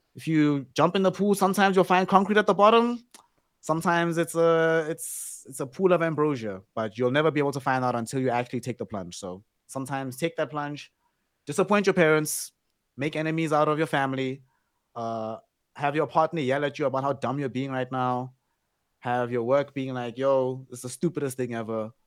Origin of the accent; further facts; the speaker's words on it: South Africa; we've all grown up we're all South African